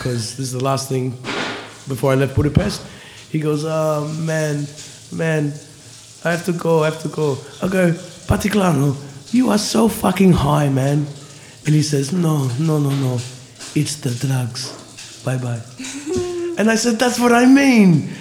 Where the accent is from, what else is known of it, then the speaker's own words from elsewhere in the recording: Cranbourne, Victoria, Australia; I grew up on border of country and city in a place called Cranbourne